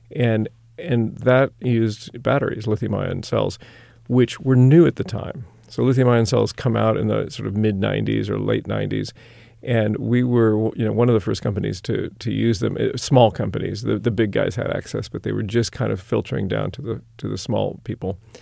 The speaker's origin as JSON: {"language": "English", "town": "Sacramento", "region": "California", "country": "United States", "also_born_or_lived": "Berkeley / Bay Area / Middle East / Europe", "said": "I'm from Sacramento originally."}